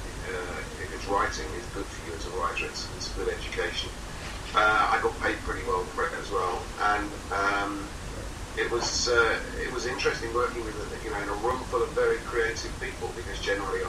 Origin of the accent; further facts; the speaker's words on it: England, United Kingdom; I was this English guy, and I was ringing from London